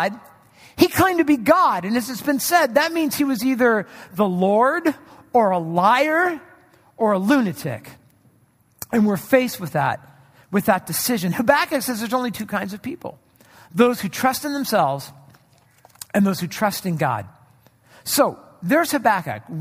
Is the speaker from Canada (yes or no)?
no; Orange County, California, United States; moved away; I grew up in Orange County, California, in an area that was predominantly Catholic.